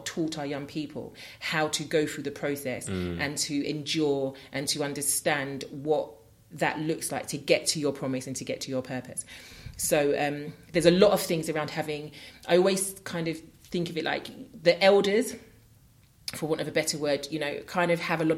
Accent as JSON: {"language": "English", "region": "London", "country": "United Kingdom", "tie": "born or raised there", "said": "growing up in New Cross"}